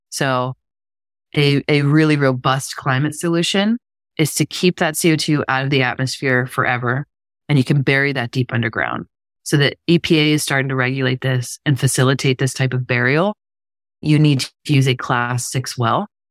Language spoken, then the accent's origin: English; Pittsburgh, Pennsylvania, United States; I'm from Pittsburgh, Pennsylvania. We used to get snow every year